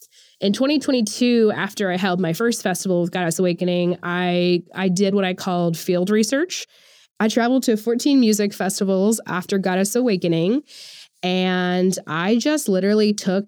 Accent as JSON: {"language": "English", "region": "Oklahoma", "country": "United States", "said": "I'm from Oklahoma"}